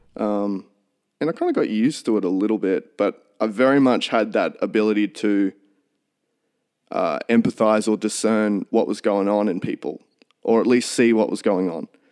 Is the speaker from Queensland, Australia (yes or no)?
yes; Toowoomba, Queensland, Australia; also born or lived in St George, Queensland / Highfields, Queensland; I was born in Saint George out west, and we moved to Highfields, not far from where I live now, when I was two. So I've always lived in, in Toowoomba.